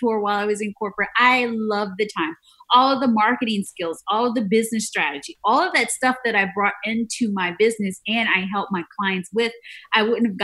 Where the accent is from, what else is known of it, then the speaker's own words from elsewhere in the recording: New Orleans, Louisiana, United States; also born or lived in Atlanta / New York; now in Tampa, United States; I'm from New Orleans first